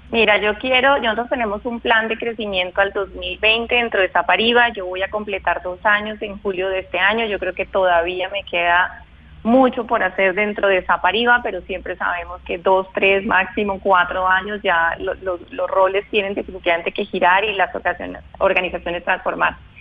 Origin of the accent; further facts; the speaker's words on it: Bogotá, Colombia; nacida y crecida, criada en Bogotá